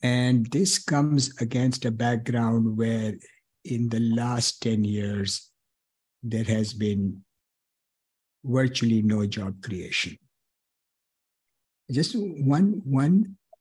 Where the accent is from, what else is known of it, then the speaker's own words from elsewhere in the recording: India; moved away as an adult; also born or lived in Trivandrum, Kerala, India; now in United States; I'm born and brought up in India